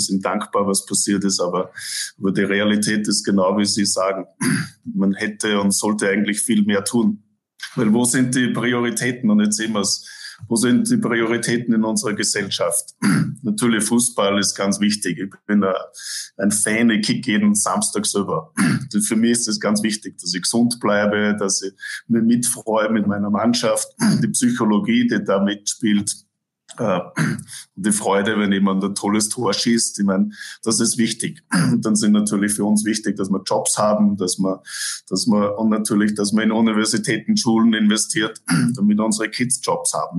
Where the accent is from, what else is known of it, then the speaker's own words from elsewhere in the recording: Innviertel, Upper Austria, Austria; also born or lived in Toronto, Canada; now in Vancouver, Canada; Ich bin aus dem Innviertel